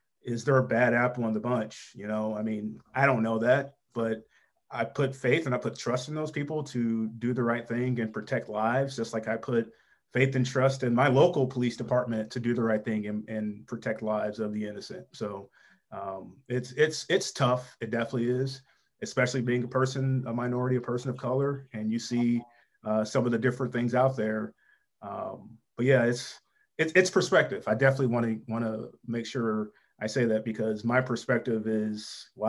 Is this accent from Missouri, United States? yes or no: yes; St. Louis, Missouri, United States; I'm familiar with that neighborhood and that area of St. Louis. I grew up in North County